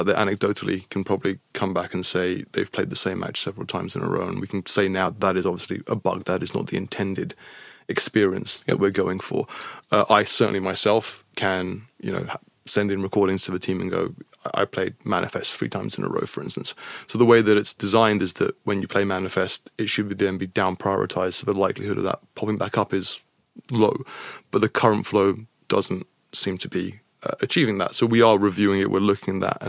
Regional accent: United Kingdom; I'm British

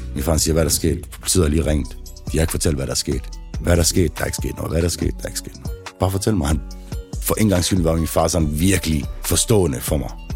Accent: Aarhus, Central Denmark Region, Denmark; Trillegården, hvor jeg kommer fra, har altid været et lille sted

